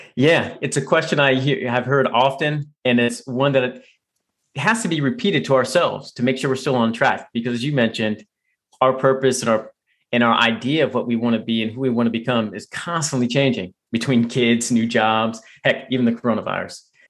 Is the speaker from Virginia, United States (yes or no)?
yes; right outside Washington D.C., Virginia, United States; moved away; actually grew up in Virginia, right outside Washington D.C. I still consider it home.